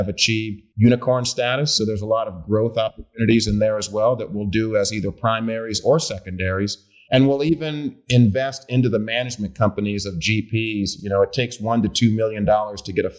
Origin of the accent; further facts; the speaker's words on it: Oakland, California, United States; also born or lived in Hampton, Virginia; I'm from Oakland, grew up, born and raised in Oakland, California